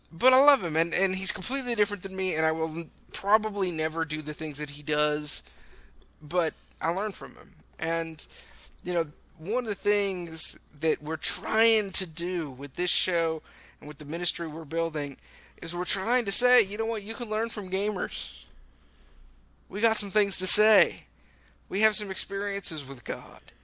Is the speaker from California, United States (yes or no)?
yes; California, United States; I'm from California